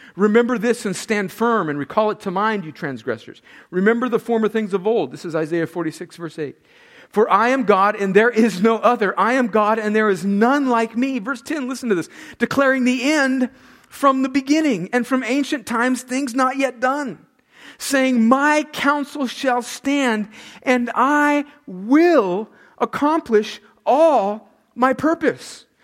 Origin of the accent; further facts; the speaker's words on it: El Centro, California, United States; moved away as an adult; also born or lived in New York; went home to El Centro, California for Thanksgiving. That's my hometown. I moved away from 503 Winsley, El Centro, California, in June of 1989. I went away to college in New York, left. I was 18 years old